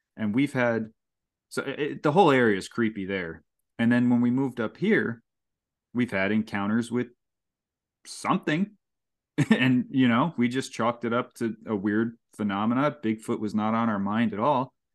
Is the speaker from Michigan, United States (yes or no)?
no; Saugerties, New York, United States; also born or lived in Kingston, New York; I grew up in Kingston, New York, and then I grew up in Saugerties